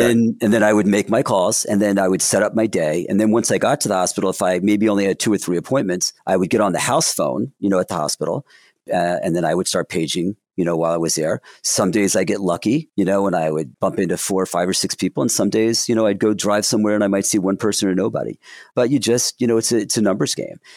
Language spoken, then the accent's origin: English; Williamsburg, New Jersey, United States; I grew up in Williamsburg, New Jersey